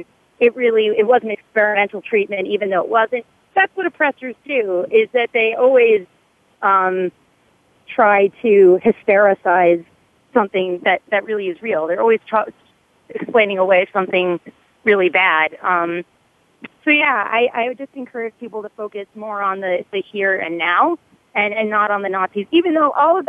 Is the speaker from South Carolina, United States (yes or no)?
no; Massachusetts, United States; I'm from Massachusetts